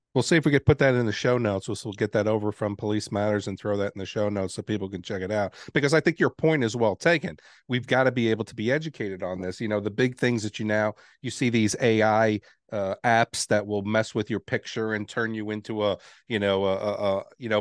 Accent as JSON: {"language": "English", "town": "New York City", "region": "New York", "country": "United States", "tie": "born or raised there", "moved": "yes", "said": "I grew up in New York City. And I got to see the Twin Towers every day when I left my home"}